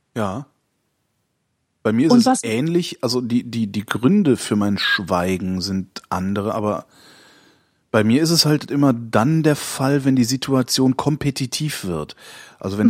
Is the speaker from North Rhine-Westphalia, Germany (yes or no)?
yes; Cologne, North Rhine-Westphalia, Germany; Ich bin Kölner